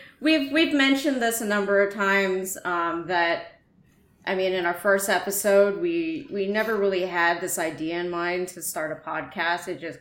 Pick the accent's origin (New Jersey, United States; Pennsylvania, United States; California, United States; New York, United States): California, United States; Bay Area; also born or lived in Texas; I spent majority of my childhood growing up in the Bay Area